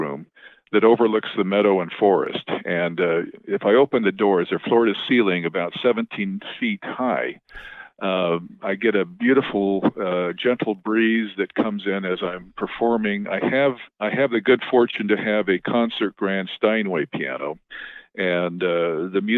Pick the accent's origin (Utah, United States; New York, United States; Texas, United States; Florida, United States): Utah, United States; now in California, United States; I grew up in Utah